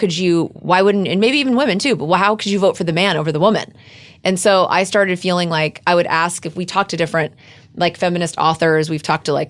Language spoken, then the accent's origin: English; Texas, United States; as you know, I'm from Texas